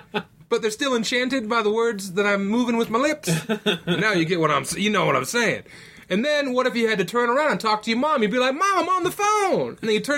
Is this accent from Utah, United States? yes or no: no; Laramie, Wyoming, United States; I'm from Laramie. I talk like Frank, Chris Farley's ghost.